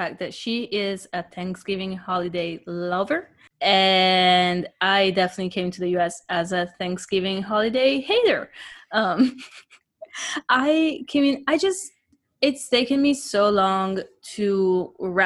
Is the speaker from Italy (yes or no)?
yes; Italy; moved away; growing up in Italy, a lot of our holidays